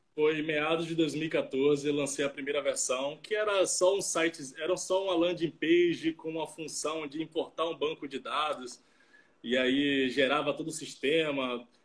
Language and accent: Portuguese; Salvador, Bahia, Brazil; moved away as an adult; also born or lived in Rio de Janeiro; now in Vitória, Brazil; sou natural de Salvador, mas é, os últimos seis anos eu morei no Rio de Janeiro, e, mas agora eu estou indo morar em Vitória